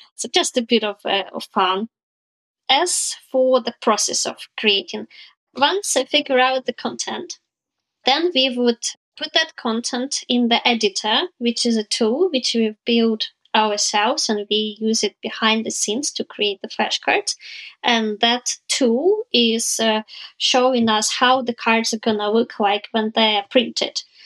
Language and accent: English; Ukraine; also born or lived in Southampton, United Kingdom; I'm from Ukraine